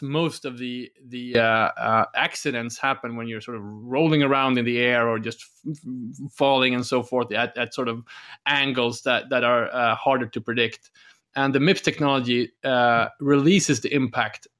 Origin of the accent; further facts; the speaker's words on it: Umeå, Västerbotten County, Sweden; my hometown, Umeå